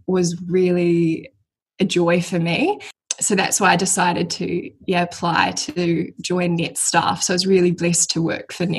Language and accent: English; Mount Maunganui, Bay of Plenty, New Zealand; I am 23 and I am from New Zealand. So I grew up in Mount Maunganui, which is like a coastal town here.